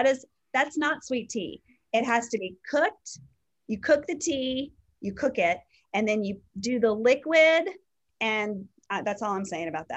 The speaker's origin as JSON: {"language": "English", "region": "the South", "country": "United States", "said": "us true Southerners"}